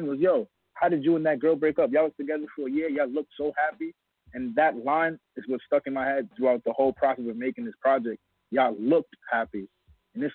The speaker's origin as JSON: {"language": "English", "region": "New York", "country": "United States", "tie": "born or raised there", "said": "my home state"}